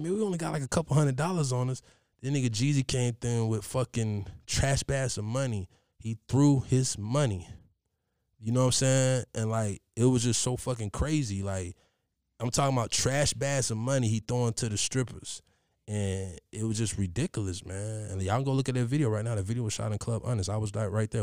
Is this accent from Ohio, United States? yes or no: yes; Columbus, Ohio, United States; I'm from Columbus